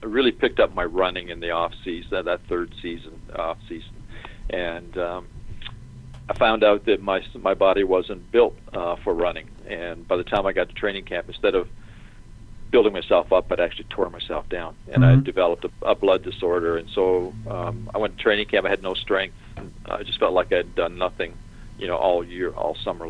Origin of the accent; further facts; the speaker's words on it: Leamington, Ontario, Canada; also born or lived in Los Angeles; now in Atlanta, United States; my hometown in Canada. We can go to Leamington